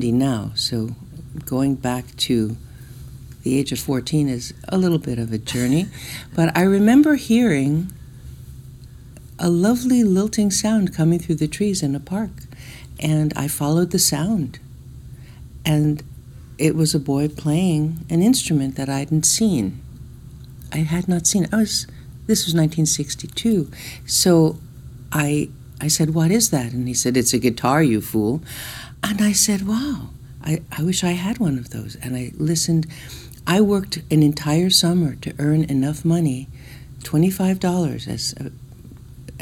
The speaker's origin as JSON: {"language": "English", "town": "Newark", "region": "New Jersey", "country": "United States", "tie": "born or raised there", "said": "I was born in Newark, New Jersey."}